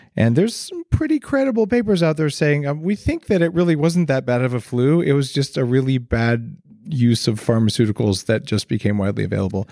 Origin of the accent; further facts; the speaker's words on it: New Mexico, United States; moved away; also born or lived in Silicon Valley; I grew up in New Mexico